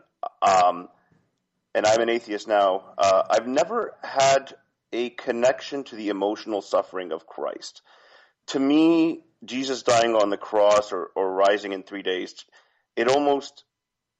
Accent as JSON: {"language": "English", "country": "Canada", "tie": "born or raised there", "said": "I grew up in Canada"}